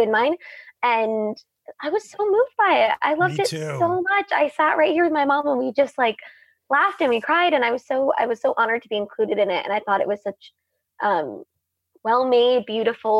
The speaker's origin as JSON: {"language": "English", "country": "United States", "said": "as an American"}